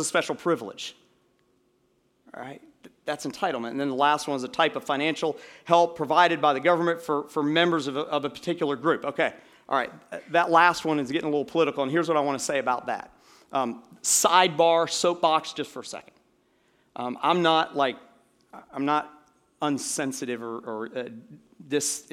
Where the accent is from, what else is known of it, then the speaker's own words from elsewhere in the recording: United States; an American citizen